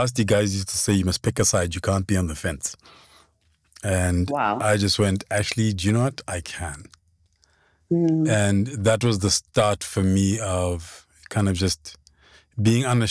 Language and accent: English; Lesotho; now in South Africa; growing up in Lesotho